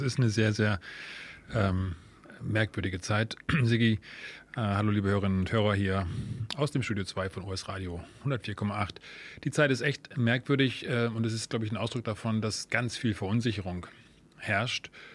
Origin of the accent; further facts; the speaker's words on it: Germany; bei uns in Deutschland